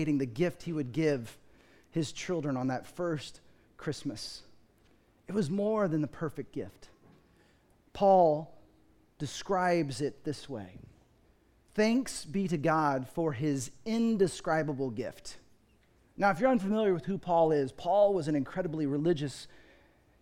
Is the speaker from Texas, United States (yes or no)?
yes; Dallas, Texas, United States; I grew up in Dallas, Fort Worth